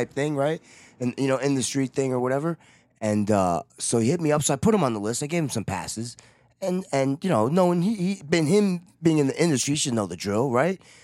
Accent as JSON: {"language": "English", "region": "New York", "country": "United States", "said": "I'm from New York"}